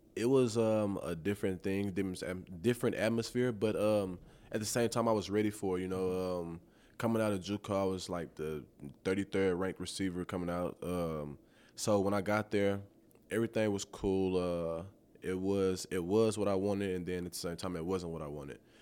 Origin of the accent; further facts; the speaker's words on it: Tyler, Texas, United States; moved away; born and raised in Tyler, Texas